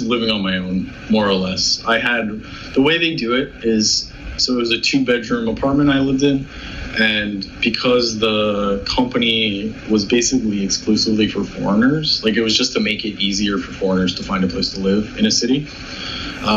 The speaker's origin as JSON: {"language": "English", "country": "Canada", "said": "I'm Canadian"}